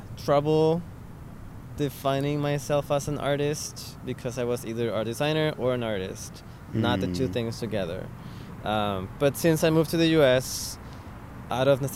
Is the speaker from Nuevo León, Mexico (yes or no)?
no; Tijuana, Baja California, Mexico; moved away as an adult; also born or lived in Mexico City, Mexico; now in San Francisco, United States; I'm originally from Tijuana, Mexico. I lived there for 21 years, and then I lived for 5 years in Mexico City.